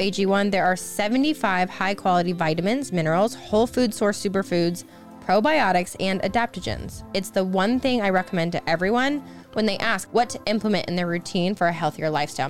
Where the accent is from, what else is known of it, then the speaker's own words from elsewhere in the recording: Iowa, United States; We're both Midwesterners. I'm from Iowa